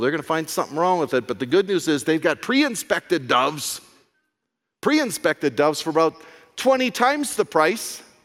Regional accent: United States; I'm an American

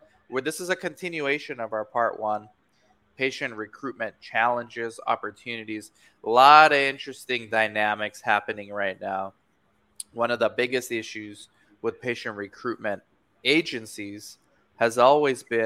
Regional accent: Romania; moved away; I'm from Romania. I'm born in Romania.

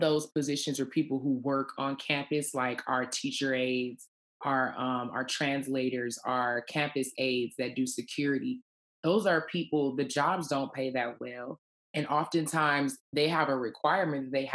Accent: Detroit, Michigan, United States; I grew up in Detroit

